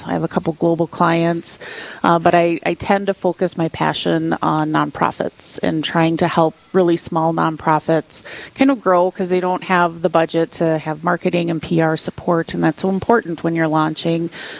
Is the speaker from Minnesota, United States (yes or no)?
yes; Aurora, Minnesota, United States; I was born and raised Catholic up on the Iron Range.